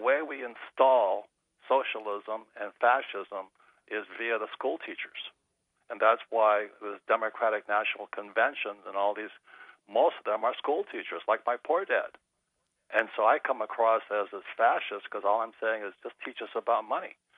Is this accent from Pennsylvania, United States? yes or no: no; Hawaii, United States; I'm growing up in Hawaii, fourth generation Japanese American